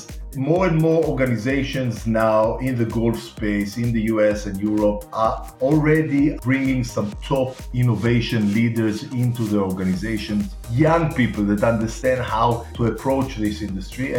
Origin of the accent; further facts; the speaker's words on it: Tel Aviv, Tel Aviv District, Israel; you can hear by my accent, I was born and raised in Tel Aviv, Israel.